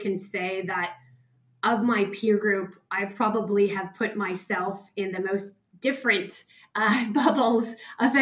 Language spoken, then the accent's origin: English; San Francisco Bay Area, California, United States; moved away as an adult; also born or lived in New York; now in Sydney, Australia; growing up in Silicon Valley